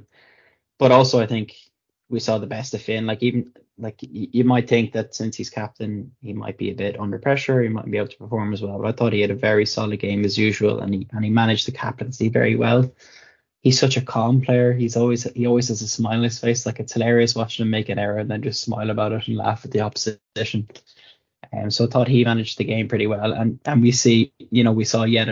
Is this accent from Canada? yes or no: no; Ireland; I'm Irish